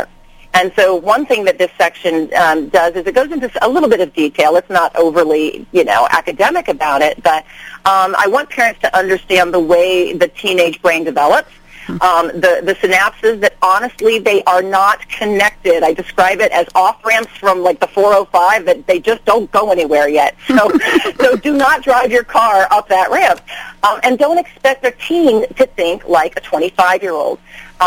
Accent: Manassas, Virginia, United States; moved away as an adult; also born or lived in New York City; now in Los Angeles, United States; I am from the East Coast. My father was in the Navy. I grew up in Manassas, Virginia.

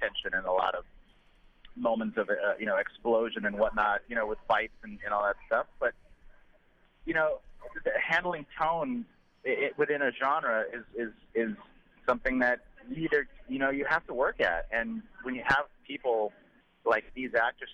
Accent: Del Rio, Texas, United States; also born or lived in San Antonio, Texas / Austin, Texas; I'm from Texas. I'm from a small town called Del Rio, Texas, on the border to Mexico

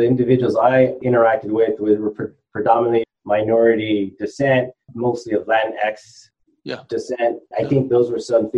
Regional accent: Pomona, California, United States; also born or lived in Chino Hills, California; I grew up in Pomona, California, most of my childhood, and then moved over to Chino Hills, which is in the San Bernardino County area

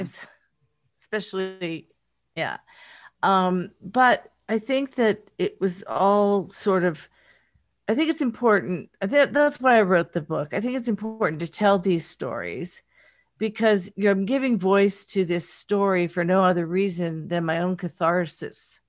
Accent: rural Pennsylvania, United States; accent: Pittsburgh; now in Los Angeles, United States; I'm from rural Pennsylvania, grew up in, on a farm

